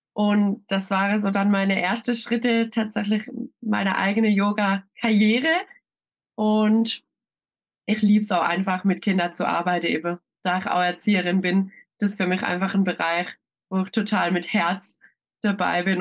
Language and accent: German; Schönau, Baden-Württemberg, Germany; Ich komme aus Schönau. Das ist ein kleines Örtchen im Schwarzwald.